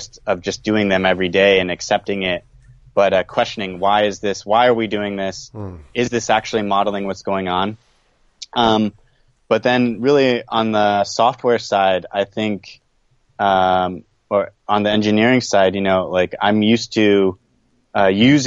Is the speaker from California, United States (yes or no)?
yes; California, United States; moved away as an adult; also born or lived in East Coast of the U.S. / Taiwan; now in Japan; I'm from California, born on the East Coast of the U.S.